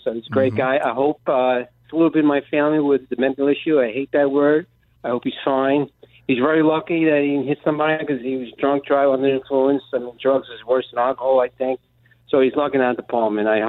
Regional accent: East Coast, United States; I'm getting a little too old for this, but I'm from the East Coast.

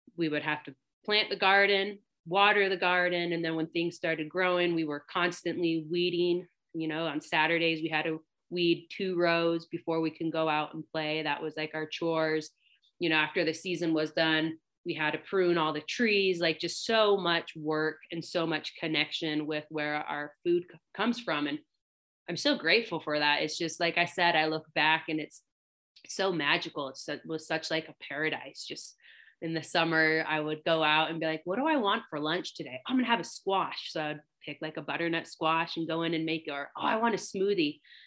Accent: Longview, Washington, United States; born or raised there

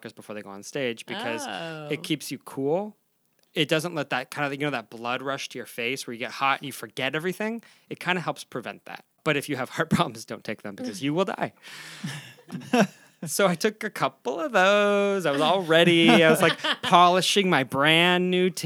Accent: Tucson, Arizona, United States; now in Los Angeles, United States; growing up in Arizona, living in Los Angeles

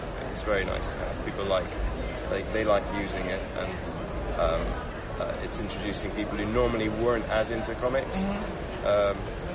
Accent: Luxembourg; moved away; I grew up in Luxembourg, actually, like a small country in Central Europe

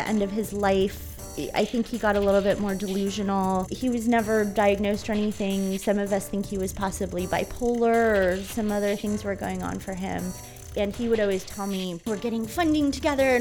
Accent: San Diego, California, United States; I was growing up in San Diego

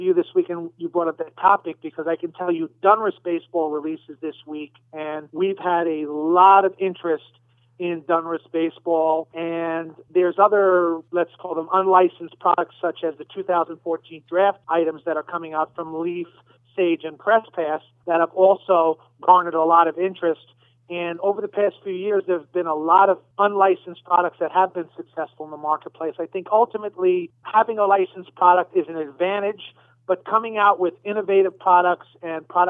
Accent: New York, United States; moved away; I'm originally from New York

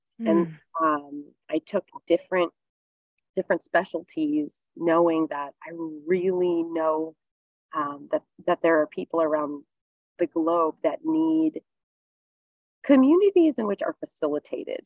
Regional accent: East Coast, United States; moved away; I grew up on the East Coast

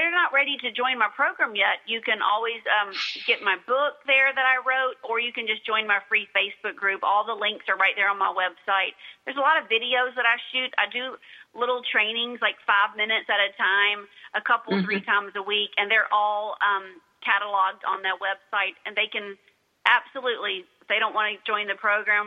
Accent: United States; I'm an American

